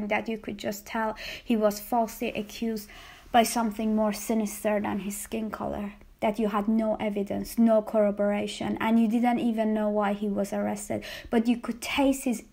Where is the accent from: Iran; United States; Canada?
Iran; Tehran, Tehran Province; born or raised there; moved away